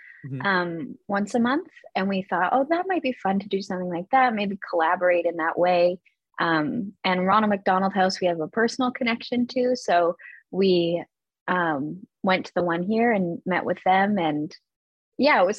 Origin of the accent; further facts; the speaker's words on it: West Coast, Canada; moved away as an adult; now in Toronto, Canada; I'm from the West Coast